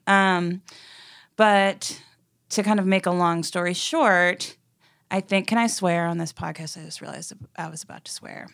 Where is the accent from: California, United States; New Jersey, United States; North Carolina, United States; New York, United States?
New York, United States; New York City; moved away as an adult; also born or lived in Los Angeles; now in Nashville, United States; a kid growing up in New York City